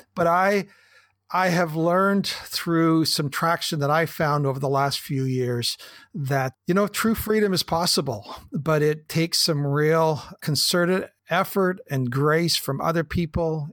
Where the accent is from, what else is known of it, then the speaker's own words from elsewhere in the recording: the Kootenays, British Columbia, Canada; I'm a Canadian kid, a farm boy, grew up in the Kootenays